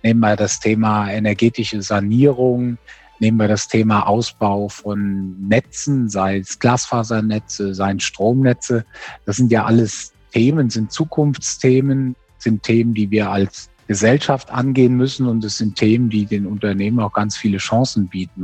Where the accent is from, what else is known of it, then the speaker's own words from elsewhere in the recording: Germany; als Deutsche